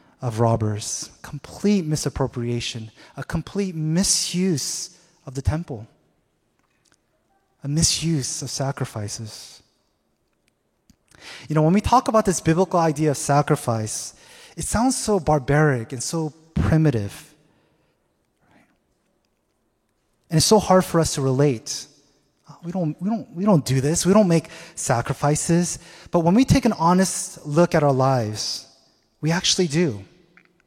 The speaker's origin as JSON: {"language": "English", "town": "Seattle", "region": "Washington", "country": "United States", "moved": "yes", "said": "I'm originally from Seattle"}